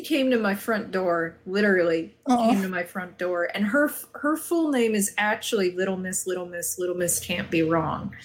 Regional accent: Arizona, United States; living in Arizona, growing up in Arizona

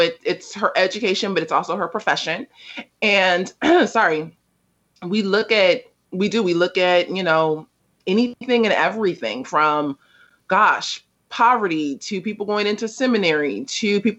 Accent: Los Angeles, California, United States; also born or lived in South Africa; I was born in South Central Los Angeles, is now just South Los Angeles

